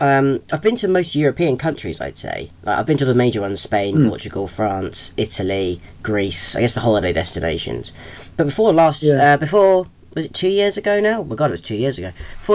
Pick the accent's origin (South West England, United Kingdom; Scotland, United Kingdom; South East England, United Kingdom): South East England, United Kingdom; Southampton; And in my hometown of Southampton